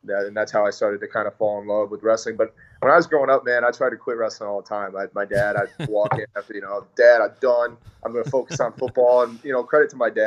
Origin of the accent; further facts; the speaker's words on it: East Lansing, Michigan, United States; I was born in East Lansing, actually.